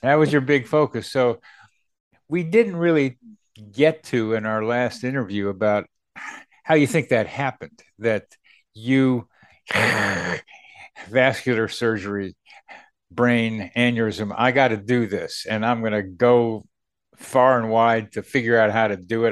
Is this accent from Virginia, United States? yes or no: yes; Charlottesville, Virginia, United States; Charlottesville, my hometown